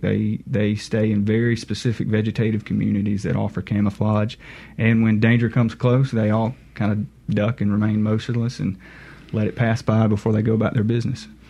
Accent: Monticello, Mississippi, United States; I grew up um, around the Monticello area

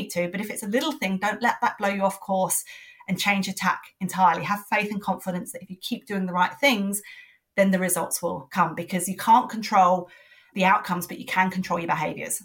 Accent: London, United Kingdom; now in Sydney, Australia; I'm originally from London

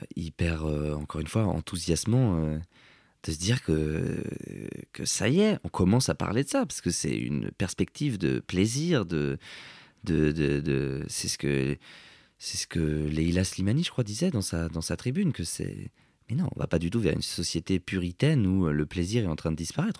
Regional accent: Cergy, Île-de-France, France; je viens de Sergi

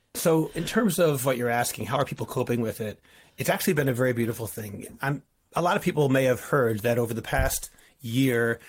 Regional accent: Boston, Massachusetts, United States; now in Ramat Beit Shemesh, Israel; I'm from Boston

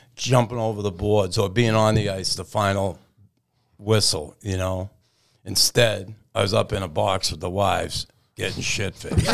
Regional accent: Boston, Massachusetts, United States; moved away as an adult; also born or lived in Montreal; growing up in Boston when I did in the sixties and seventies

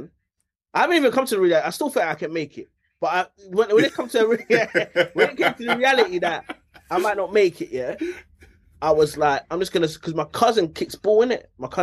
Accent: London, United Kingdom; I'm from Charlton

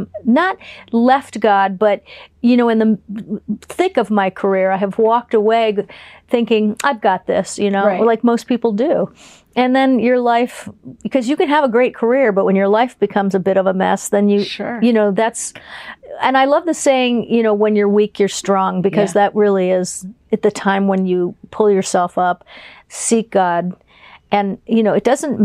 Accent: Fort Lauderdale, Florida, United States; I'm from Fort Lauderdale, Florida

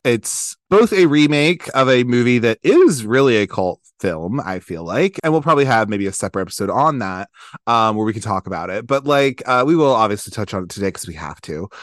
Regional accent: Maryland, United States; I'm from Maryland

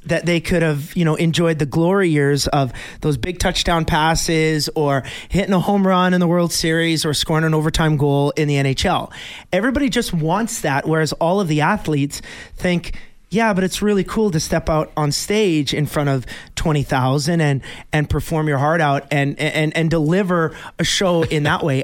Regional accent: Bonnyville, Alberta, Canada; my hometown of Bonneville, Alberta

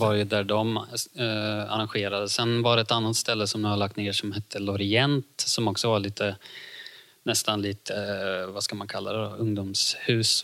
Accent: Ljungsbro, Östergötland, Sweden; så kommer jag från Ljungsbro, Cloetta

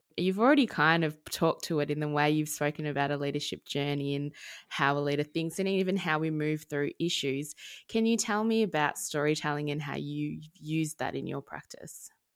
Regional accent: Wurundjeri land, Victoria, Australia; I was born and raised on Wurundjeri land

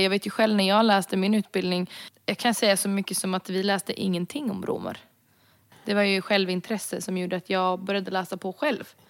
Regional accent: Sweden; jag är rom från Sverige

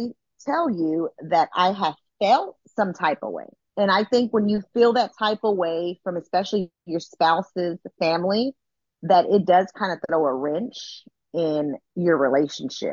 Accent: Austin, Texas, United States; moved away as an adult; also born or lived in Georgia; Luckily, we are from the same place. We're from Austin, Texas

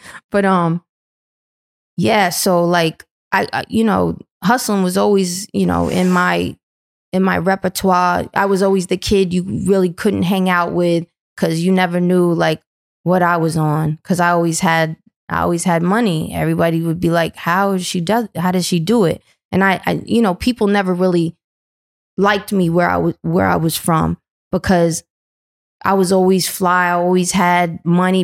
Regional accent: New London, Connecticut, United States; I come from New London, Connecticut. It was always a trap town

